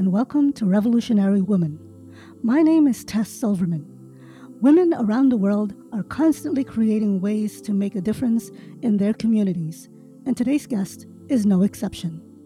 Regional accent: New York, United States; first language English; also born or lived in Manila, Philippines; I was born in manila actually but i grew up pretty much in New York

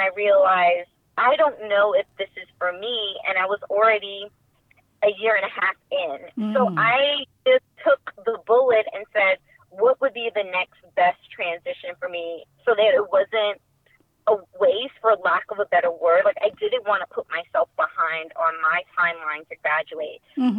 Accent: Queens, New York, United States; Growing up in before my mother made the decision to relocate us there, her siblings had already made the decision for themselves. So we already had some of her siblings creating roots in Quee

